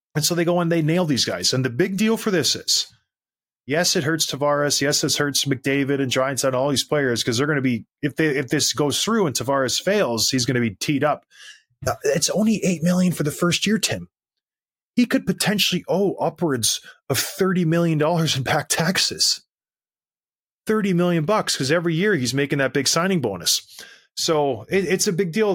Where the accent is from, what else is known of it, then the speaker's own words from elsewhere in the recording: Canada; When I was growing up, I was proud to go somewhere and say, "I'm Canadian."